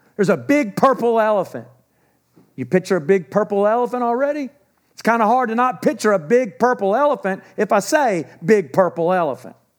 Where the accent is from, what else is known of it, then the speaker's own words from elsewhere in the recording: Texas, United States; I'm from Texas. I'm thirty minutes from the house I grew up